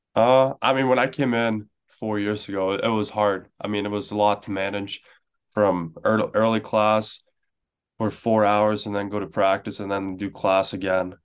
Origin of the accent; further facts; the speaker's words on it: Stockholm, Stockholm County, Sweden; moved away; I grew up in Stockholm